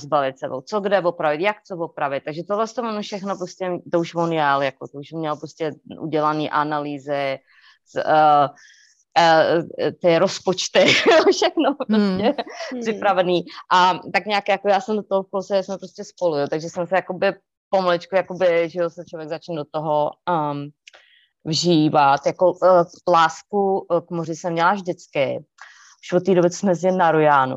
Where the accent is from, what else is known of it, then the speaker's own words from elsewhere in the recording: Czechia; moved away as an adult; now in North Carolina, United States; je to naše řeč, že jo, prostě já jsem se tam narodila